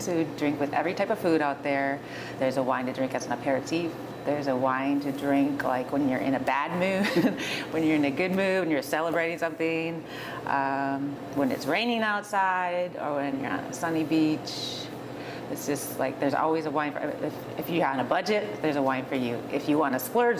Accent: Wisconsin, United States; moved away as an adult; now in Portland, United States; growing up in Wisconsin, especially on a dairy farm

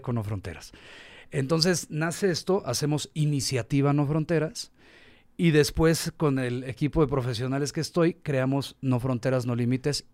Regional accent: Mexico; also born or lived in Tulum; nosotros somos mexicanos

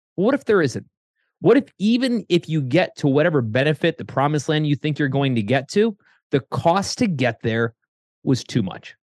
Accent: Connecticut, United States; moved away as an adult; also born or lived in Ohio; I was living in Ohio, I grew up in Connecticut

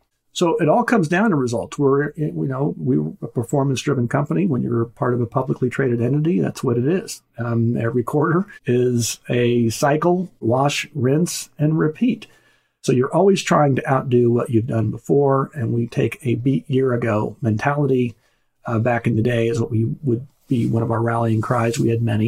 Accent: Wichita, Kansas, United States; growing up in Wichita, actually, Friday night was Pizza Hut night

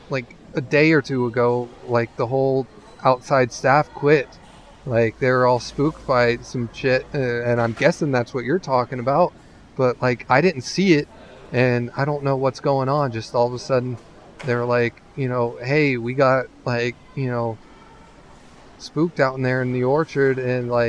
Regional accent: California, United States; Like you know, I I grew up in California.

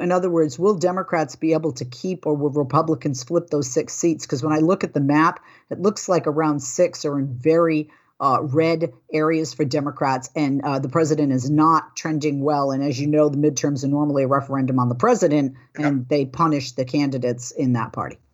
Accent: southeastern Massachusetts, United States; also born or lived in Fall River, Massachusetts; grew I grew up uh, outside of Boston in uh, southeastern Massachusetts

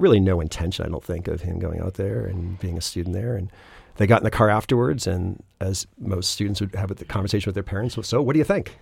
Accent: Acton, Massachusetts, United States; I grew up in Acton, went to Acton Boxborough

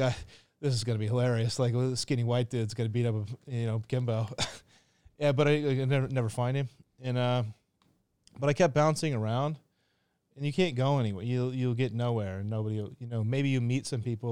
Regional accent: Kansas City, United States; now in Phuket, Thailand; I grew up in Kansas City, which is a horrible place.

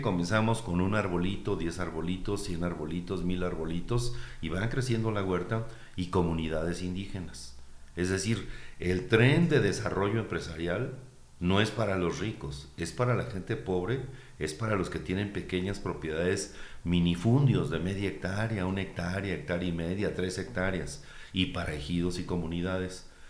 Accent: Uruapan, Michoacán, Mexico; Yo soy urbapense, eh, ellos también, somos una región de Michoacán

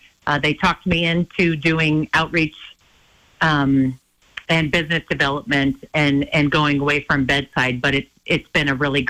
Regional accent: Hysham, Montana, United States; We both grew up in tiny towns. I grew up in Hysham.

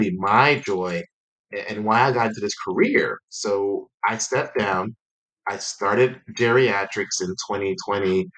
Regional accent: Atlanta, Georgia, United States; moved away as an adult; also born or lived in North Carolina; I hail from Atlanta, Georgia, and ended up moving to North Carolina in 2010

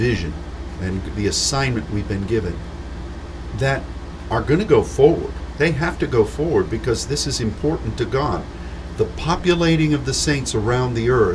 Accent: United States

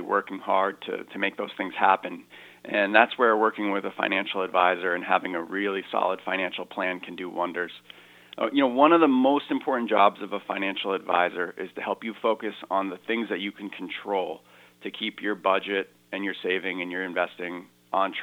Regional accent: Brooklyn, Connecticut, United States; moved away as an adult; also born or lived in Boston, Massachusetts / Woodstock, Connecticut; I grew up in this area. I grew up in Brooklyn. My family lives in the Pomfret area. I live in Woodstock now

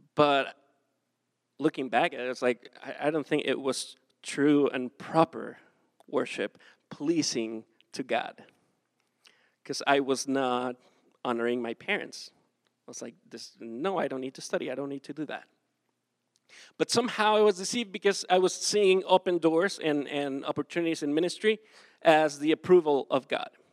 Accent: Acapulco, Guerrero, Mexico; moved away as an adult; I am from Mexico. I grew up in South Mexico, Acapulco, that is like super hot.

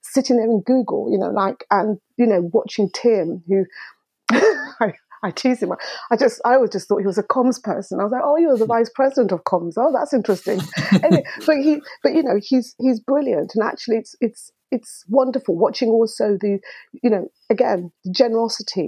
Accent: Dar es Salaam, Tanzania; now in United Kingdom; I was born in Dar es Salaam, East Africa, and Tanzania, East Africa

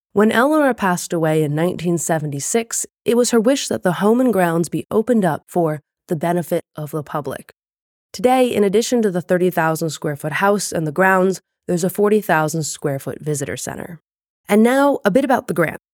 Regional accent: Chesapeake Bay area, United States; born and raised in the Chesapeake Bay area

